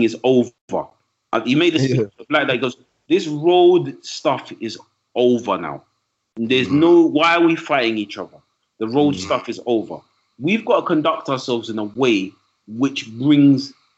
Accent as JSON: {"language": "English", "region": "London", "country": "United Kingdom", "said": "I'm from East London. I'm proud of where I'm from in East London"}